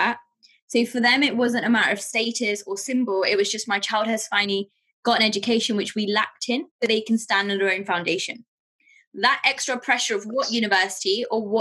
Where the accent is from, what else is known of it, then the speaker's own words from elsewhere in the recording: England, United Kingdom; also born or lived in Pakistan; So I moved from Pakistan to England with my family when I was around turning five